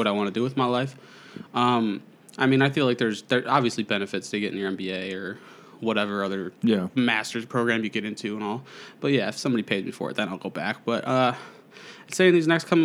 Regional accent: Fraser, Michigan, United States; I'm from the tiny town of Fraser, Michigan.

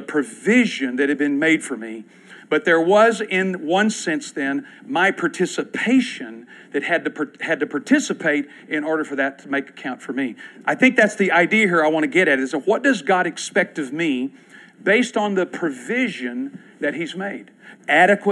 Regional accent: Clark County, Kentucky, United States; Clark County, where I grew up in Kentucky

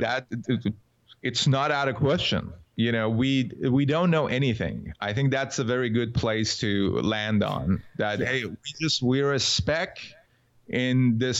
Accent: Iran; I was born in Iran

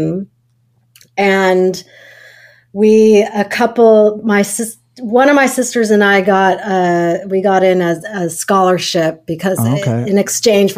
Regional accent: Los Angeles, California, United States; I grew up in the Pacific Palisades, California, which is very close to Santa Monica

